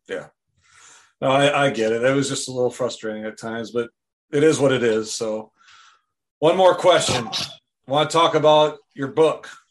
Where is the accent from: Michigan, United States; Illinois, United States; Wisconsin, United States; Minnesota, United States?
Wisconsin, United States; now in Goodson, United States; I'm originally from Wisconsin. Uh, I was born and raised there